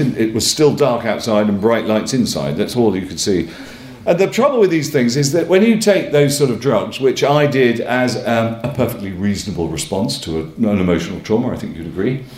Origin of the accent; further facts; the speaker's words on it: Northumberland, North East England, United Kingdom; now in London, United Kingdom; I come from Northumberland, I come from one of those families